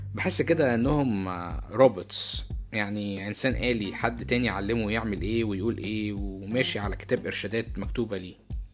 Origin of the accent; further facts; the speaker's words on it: Egypt; moved away as an adult; now in United States; أنا اتولدت وعشت في مصر لمدة أربعة وعشرين سنة